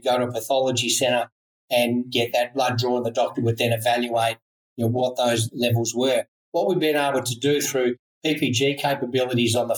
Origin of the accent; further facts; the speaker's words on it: Australia; I'm an Aussie